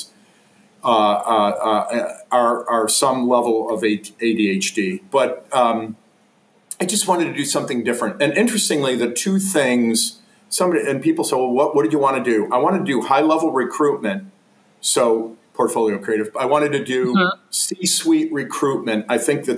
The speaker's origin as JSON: {"language": "English", "town": "Buffalo", "region": "New York", "country": "United States", "tie": "born or raised there", "also_born_or_lived": "Charlotte, North Carolina / Jacksonville, Florida", "moved": "as an adult", "lives_now": "Columbus, United States", "said": "Christian Brothers school in Buffalo, New York, my hometown"}